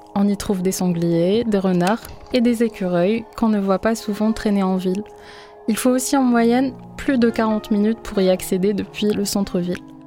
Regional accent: Algeria; moved away as an adult; now in Marseille, France; j'ai vécu toute ma vie en, Algérie et du coup le nord de l'Afrique.

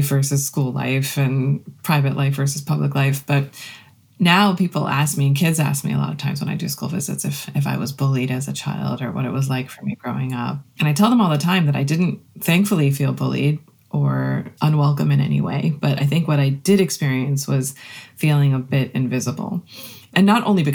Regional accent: Rockville, Maryland, United States; I was born and raised here in Maryland and grew up in the same neighborhood, the same house for my entire childhood and young adulthood.

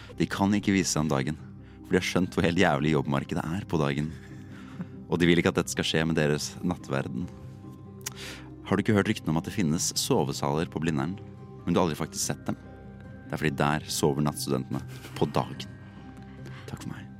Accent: Oslo, Norway; jeg er fra Oslo

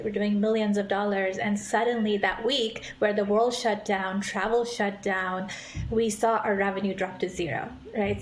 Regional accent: India; now in San Francisco, United States; I grew up in India eh, in a family full of doctors

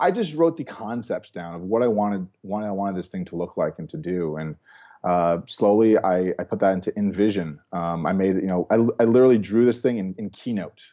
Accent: New York, United States; moved away as an adult; now in West Coast, United States; I'm a New Yorker, uh, by, uh, by birth. And there's still, obviously, some New York in me.

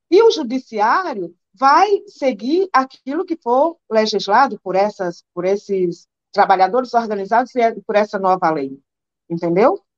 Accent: Northeast Region, Brazil; um quilo de açúcar, eu que sou nordestina, um quilo de farinha, entendeu?

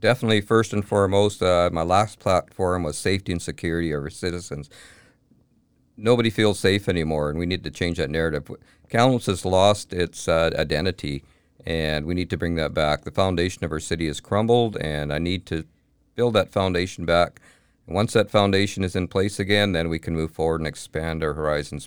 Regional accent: Kamloops, British Columbia, Canada; I was born and raised in Kamloops. Kamloops is my home, always has been

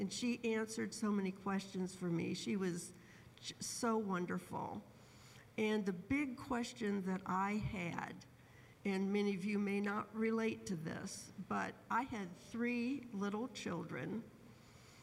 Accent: Michigan, United States; I grew up in Michigan in a church-going, I've tried to find, what would I call it, a church-going family.

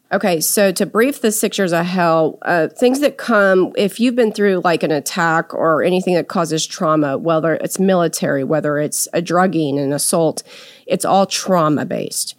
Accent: San Antonio, Texas, United States; now in Dallas, United States; in my hometown there in San Antonio

